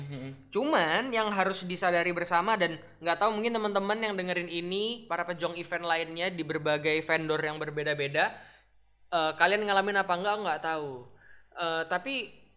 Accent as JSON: {"language": "Indonesian", "region": "Bali", "country": "Indonesia", "tie": "born or raised there", "moved": "yes", "lives_now": "Surabaya, Indonesia", "said": "aku kan bukan dari Surabaya basically maksudnya aku gede di Bali ya kan Bali"}